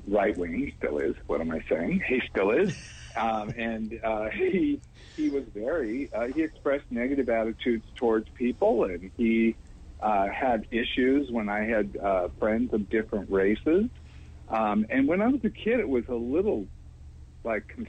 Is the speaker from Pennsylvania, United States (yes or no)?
no; California, United States; also born or lived in Houston, Texas; I was raised out here in California